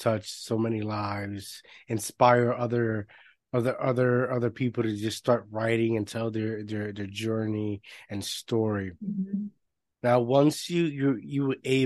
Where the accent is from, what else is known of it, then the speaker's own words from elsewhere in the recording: Puerto Rico; I grew up in Puerto Rico. I was this gringo kid as they were categorizing me. In a whole new world, a whole new lingo, another language